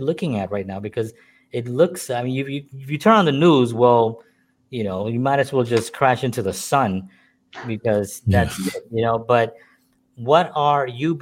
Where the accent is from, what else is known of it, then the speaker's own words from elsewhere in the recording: New York City, New York, United States; I grew up in the Bronx